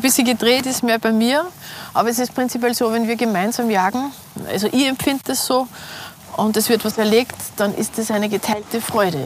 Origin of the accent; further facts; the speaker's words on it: Salzburg, Austria; now in Vienna, Austria; mein Beruf ist äh, Kommunikationsdesignerin. Äh, ich bin auch Lehrerin, ich unterrichte es auch. Ähm, ich komme aus Salzburg, also Salzburg Stadt